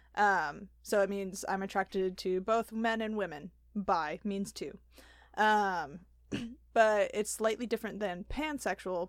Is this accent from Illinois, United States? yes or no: yes; Wheaton, Illinois, United States; grew up in Wheaton my whole life